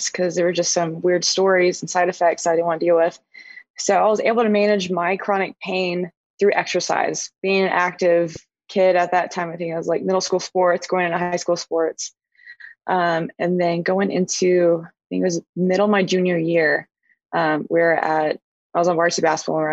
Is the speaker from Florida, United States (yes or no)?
no; New Braunfels, Texas, United States; first language Spanish; English is a second language; also born or lived in Rota, Spain; I grew up in New Braunfels, Texas, was in a small town, now not so much